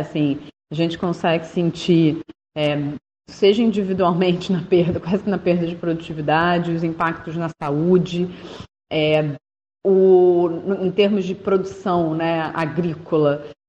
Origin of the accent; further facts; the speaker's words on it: Rio de Janeiro, Brazil; accent: carioca; pelo meu sotaque dá pra saber que eu sou daqui